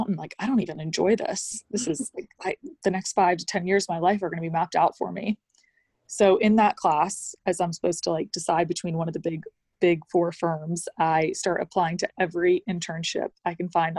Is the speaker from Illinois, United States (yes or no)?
no; Atlanta, Georgia, United States; I grew up in Atlanta